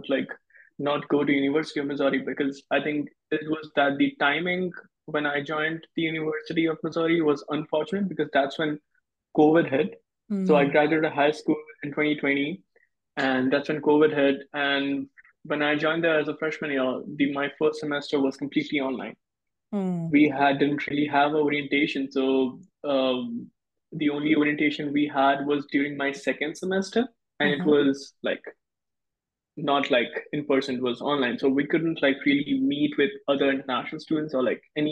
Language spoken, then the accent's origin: English; West Bengal, India; now in Arkansas, United States; I'm from India originally, West Bengal, India.